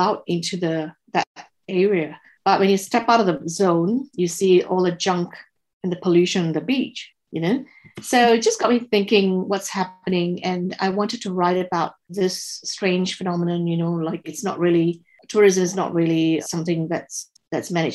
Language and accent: English; Singapore; moved away as an adult; now in Tasmania, Australia; I was born and raised in Singapore.